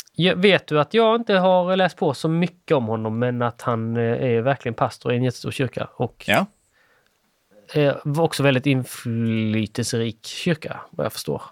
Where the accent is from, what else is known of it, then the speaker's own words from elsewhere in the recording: Sweden; jag är svensk